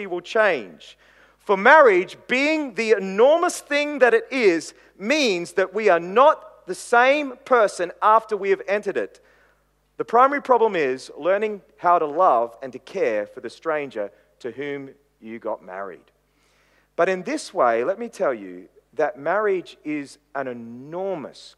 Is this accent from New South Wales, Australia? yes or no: no; Queensland, Australia; while I'm a little boy in Queensland